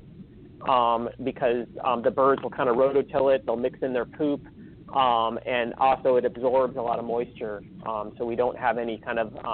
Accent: California, United States; I'm from California

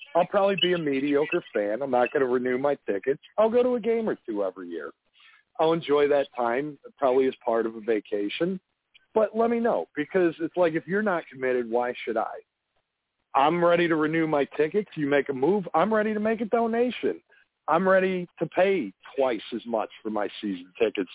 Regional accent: Chicago, Illinois, United States; moved away; I'm from Chicago originally

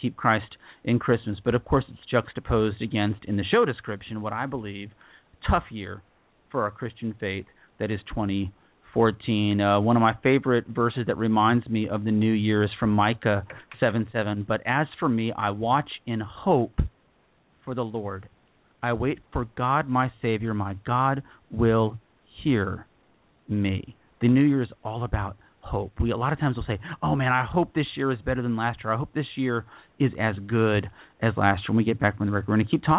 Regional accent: United States; As an American or as a Westerner

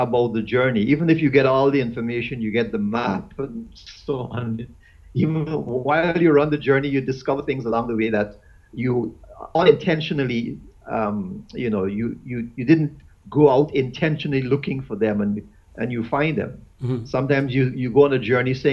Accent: Guyana; moved away as an adult; also born or lived in Eastern Caribbean; now in St. Lucia; I'm originally from Guyana. I'm a Guyanese by birth, and I left Guyana almost 20 years now, and I've been living in the Eastern Caribbean.

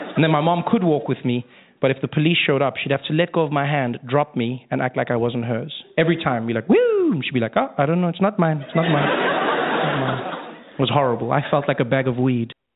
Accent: South Africa; moved away; I grew up in South Africa uh, during a time known as apartheid.

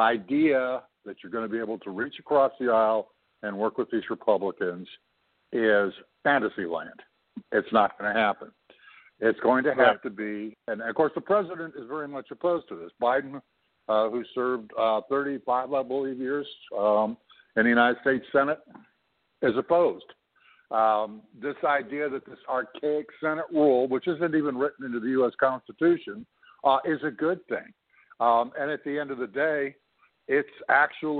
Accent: Canada; I'm not an American. I'm a Canadian.

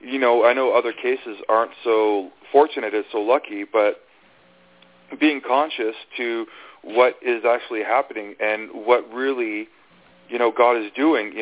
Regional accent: Fort McMurray, Alberta, Canada; prejudice and racism growing up in, you know, in Alberta

